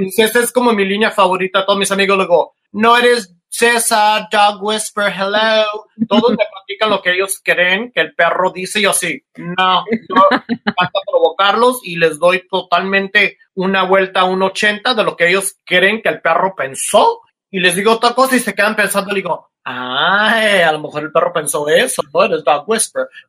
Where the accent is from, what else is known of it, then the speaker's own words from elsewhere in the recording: Mexico; moved away as an adult; also born or lived in South Korea; soy un mexicano que me voy a vivir a a Corea y soy el único latino